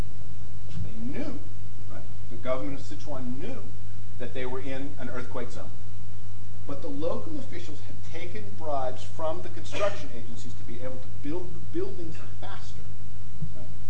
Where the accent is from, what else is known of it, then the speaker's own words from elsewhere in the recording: United States; I'm American